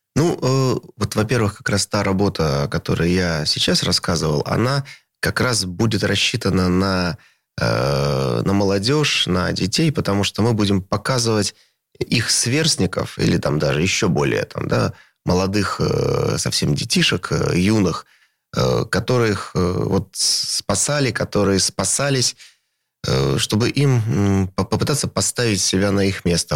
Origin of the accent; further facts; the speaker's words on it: Saint Petersburg, Russia; moved away as an adult; это мой родной город